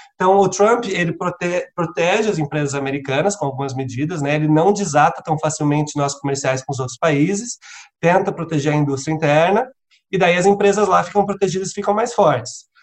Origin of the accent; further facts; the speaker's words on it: Cascavel, Paraná, Brazil; moved away as an adult; also born or lived in Montreal, Canada; now in Toronto, Canada; eu sou natural de Cascavel, no Paraná, onde eu estou agora por causa da pandemia